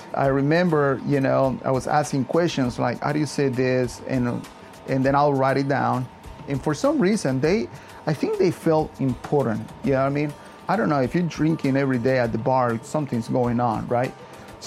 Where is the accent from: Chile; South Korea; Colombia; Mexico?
Mexico; Yucatán; now in Arlington, United States; I'm from Yucatan, Mexico. I pretty much grew up in a farm